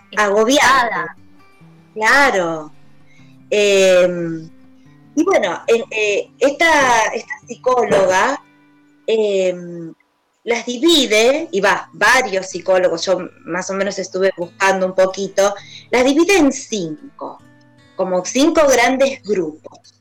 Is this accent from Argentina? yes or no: yes; Argentina; como argentinos